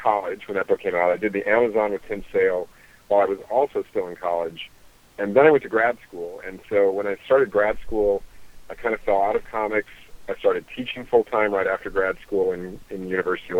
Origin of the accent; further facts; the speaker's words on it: Mississippi, United States; I was born in Mississippi